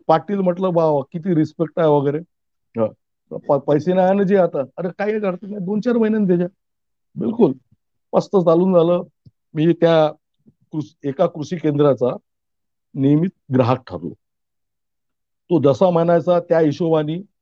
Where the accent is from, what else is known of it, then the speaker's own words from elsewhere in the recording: Ramtek, Maharashtra, India; Ramtek police station मध्ये आमचं गाव येतं